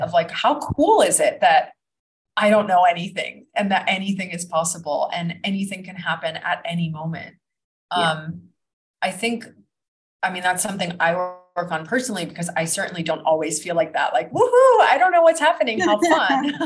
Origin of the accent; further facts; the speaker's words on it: Florida, United States; moved away as an adult; also born or lived in New Jersey / Kuala Lumpur, Malaysia / Ibiza, Spain / Los Angeles; now in Bali, Indonesia; I grew up in Florida